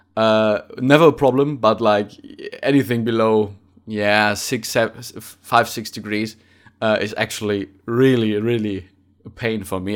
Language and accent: English; Bottrop, North Rhine-Westphalia, Germany; English is a second language; moved away as an adult; now in Munich, Germany; I'm from, from the ci-, the, the city of Bottrop, uh, which is, uh, an, a pretty industrial town.